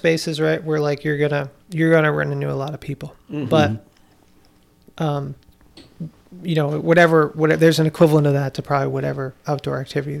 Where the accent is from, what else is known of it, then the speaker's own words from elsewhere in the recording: East Coast, United States; And you know, where I grew up on the East Coast.